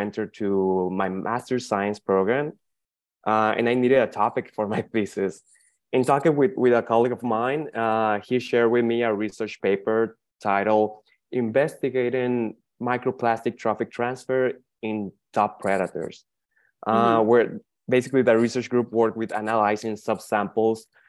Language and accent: English; Hermosillo, Sonora, Mexico; I'm from the northwestern region of Mexico, from the beautiful state of Sonora. My city, that is Hermosillo